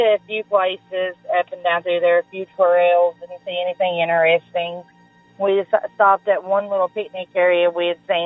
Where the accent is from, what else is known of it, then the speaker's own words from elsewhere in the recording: Grayson, Kentucky, United States; I am from Eastern Kentucky, a small town called Grayson, Kentucky